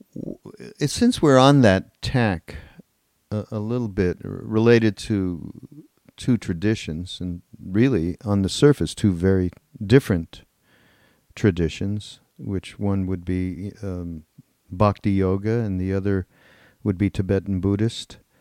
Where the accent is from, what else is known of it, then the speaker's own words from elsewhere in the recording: Canada; we're from Canada